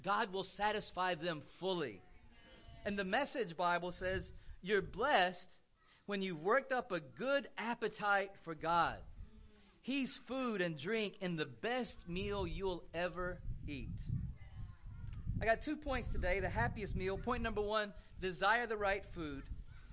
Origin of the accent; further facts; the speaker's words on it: South Georgia, United States; where I grew up in South Georgia, my grandpa had a 2-acre garden